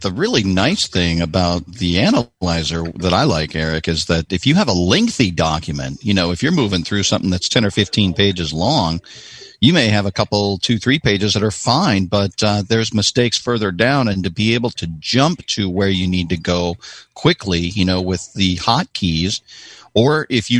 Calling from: Columbia, South Carolina, United States; I am in Columbia, South Carolina.

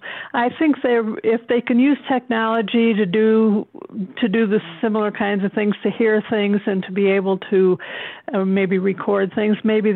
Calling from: Fort Collins, Colorado, United States; I'm calling from Fort Collins, Colorado.

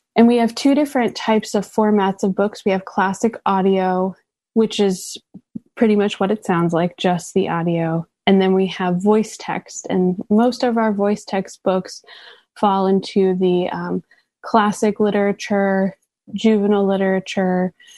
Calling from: New York City, New York, United States; I'm calling in from Brooklyn, New York

